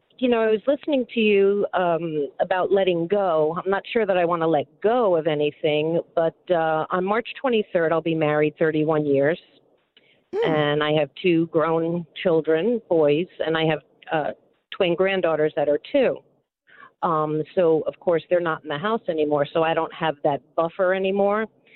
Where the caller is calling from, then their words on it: Florida, United States; I'm calling from Florida.